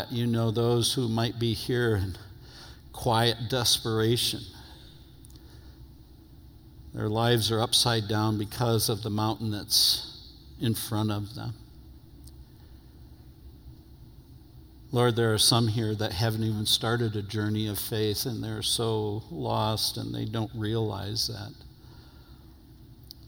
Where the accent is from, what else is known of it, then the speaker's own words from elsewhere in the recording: New York, United States; moved away; I'm from New York originally